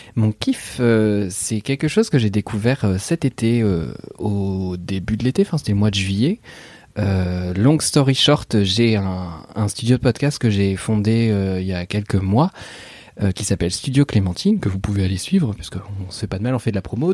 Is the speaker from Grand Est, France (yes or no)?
no; Normandy, France; je suis normand